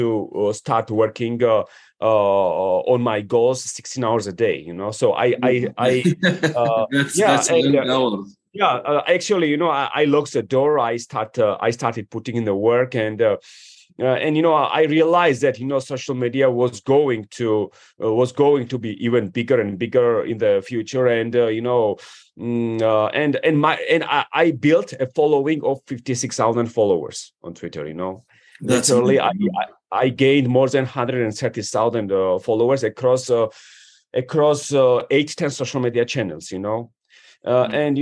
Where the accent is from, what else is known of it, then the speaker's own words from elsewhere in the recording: Georgia; moved away as an adult; also born or lived in Washington, D.C. area, United States / Manassas, Virginia, United States / New York City, United States; I come from Georgia, you know, which is a one of the oldest wine producing countries. And I moved to the United States when I was 18